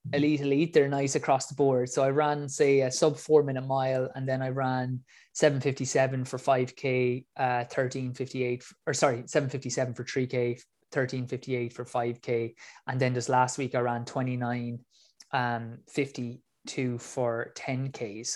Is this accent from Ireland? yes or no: yes; Ireland; I'm from Ireland.